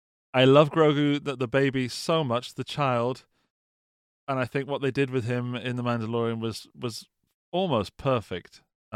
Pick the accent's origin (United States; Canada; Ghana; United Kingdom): United Kingdom; Dan, I am British, okay?